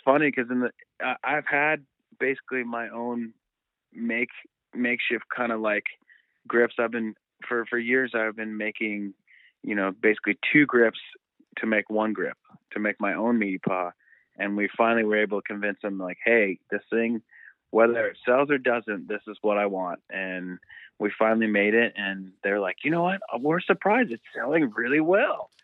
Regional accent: Southern California, United States; We're both from SoCal.

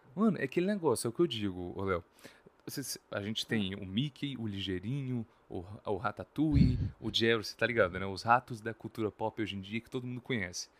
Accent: Espírito Santo, Brazil; pra gente aqui, que é do Espírito Santo

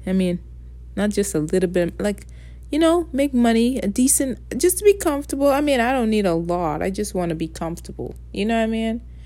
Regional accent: Bahamas; accent: Caribbean; first language English; moved away; I just grow up different. See, I'm from the Bahamas

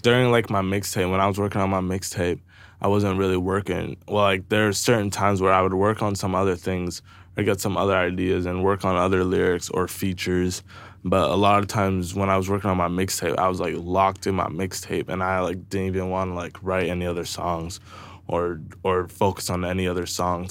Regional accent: Brantford, Ontario, Canada; I'm also from Brantford

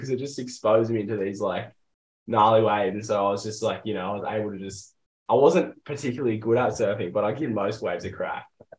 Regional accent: Austinmer, NSW South Coast, New South Wales, Australia; also born or lived in Figtree, New South Wales; I was born in Fig Tree, but I was raised in Austin.

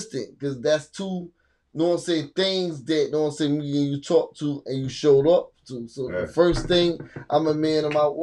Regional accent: Hackensack, New Jersey, United States; also born or lived in Englewood, New Jersey; now in Virginia, United States; Born in VA, moved to Hackensack, New Jersey at a young age. And then move back to Virginia.

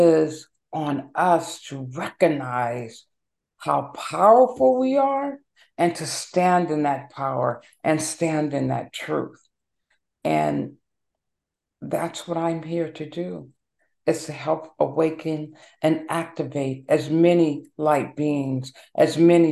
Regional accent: Los Angeles, California, United States; also born or lived in Seattle, Washington; now in Maryland, United States; Originally, I was born and raised in Los Angeles

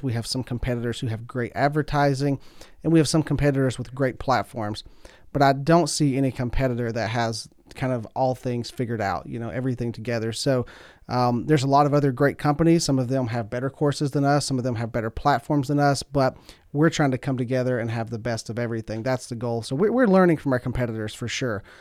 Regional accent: Pike County, Kentucky, United States; I'm from Pike County. It's about three hours east of here. You can tell by the accent

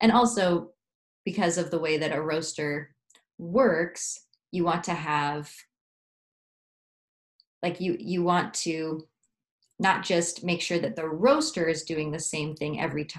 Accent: United States; I'm from the United States

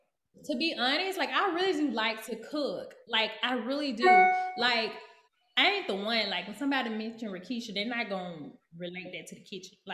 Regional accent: Texas, United States; I've only been here for about a month and a half, but I come from Texas.

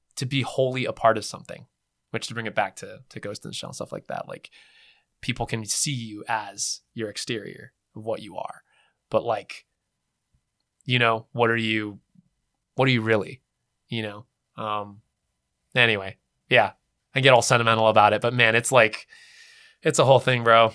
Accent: California, United States; I was born in California, West Coast

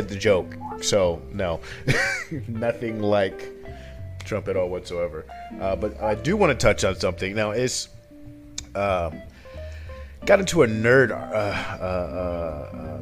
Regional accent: Paterson, New Jersey, United States; I still grew up in Patterson

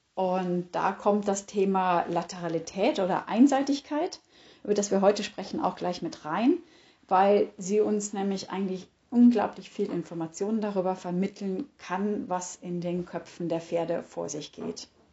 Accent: Germany; bei uns in Deutschland

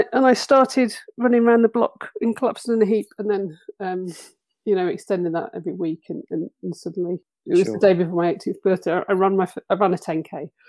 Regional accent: Bristol, South West England, United Kingdom; moved away as an adult; also born or lived in Leeds; now in Otley, United Kingdom; So I grew up in Bristol

